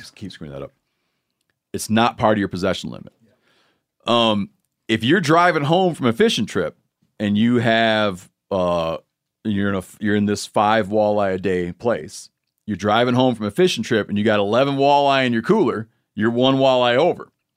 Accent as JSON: {"language": "English", "region": "Michigan", "country": "United States", "tie": "born or raised there", "moved": "yes", "said": "growing up in Michigan"}